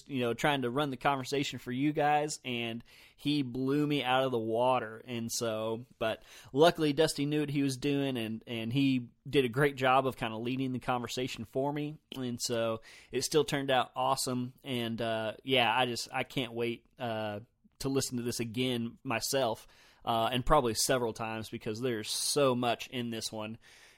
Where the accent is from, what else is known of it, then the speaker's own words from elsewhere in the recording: the South, United States; I've just heard a lot of people argue it, and I'm from the South also, so I've always said crappie